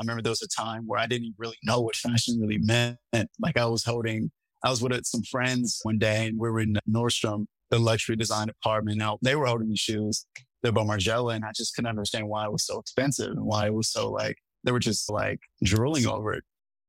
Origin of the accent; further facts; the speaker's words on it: Seattle, Washington, United States; I come from the West Coast, was born in Seattle, traveled a lot my time there, and then I ended up landing in California, but happened to be in New York at the moment.